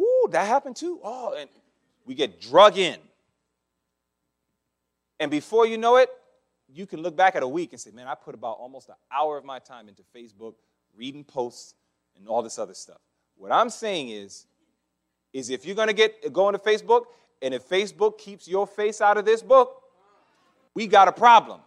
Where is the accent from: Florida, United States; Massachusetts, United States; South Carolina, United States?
Massachusetts, United States; I'm from Massachusetts